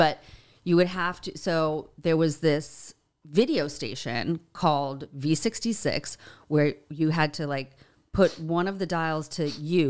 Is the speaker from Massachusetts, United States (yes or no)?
yes; Boston, Massachusetts, United States; He didn't because he knows I'm from Boston.